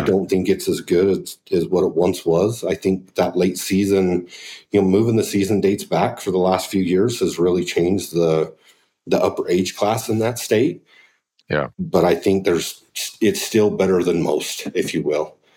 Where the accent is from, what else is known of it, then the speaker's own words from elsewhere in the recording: Pavant, Utah, United States; I grew up on the Pavant in Utah